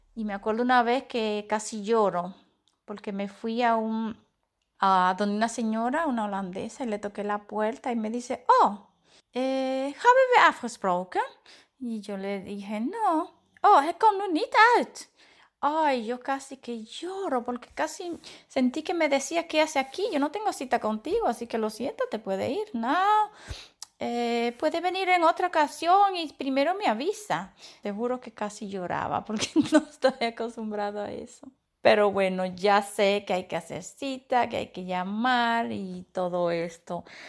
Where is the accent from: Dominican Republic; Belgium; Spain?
Dominican Republic; moved away as an adult; now in Netherlands; yo me siento mitad holandesa, mitad dominicana. Claro, no olvido mis costumbres, mis raíces